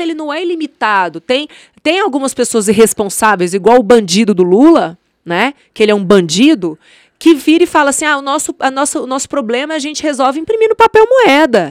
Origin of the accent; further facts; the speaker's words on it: Brasília, Federal District, Brazil; also born or lived in Patos de Minas, Minas Gerais; Sou mineira de Patos de Minas, minha família veio para cá, se instalou na Ceilândia, então eu passei minha infância na Ceilândia, eu passei minha adolescência no Areal